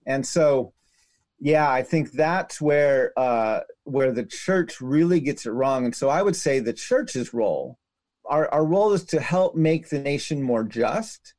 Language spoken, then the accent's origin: English; United States; my life as an American citizen is the day I acknowledged the Constitution wasn't written to protect me as a native man.